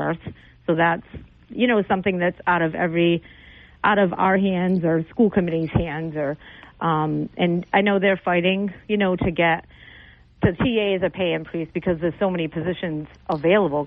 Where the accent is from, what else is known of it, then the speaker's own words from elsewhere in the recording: New Bedford, Massachusetts, United States; moved away as an adult; now in Dartmouth, United States; I grew up actually in New Bedford and went to New Bedford schools